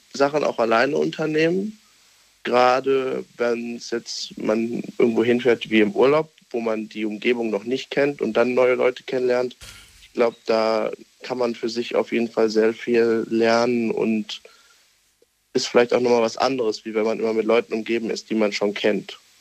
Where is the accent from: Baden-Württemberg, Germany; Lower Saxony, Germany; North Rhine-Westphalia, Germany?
North Rhine-Westphalia, Germany; Düsseldorf; ich bin aus Düsseldorf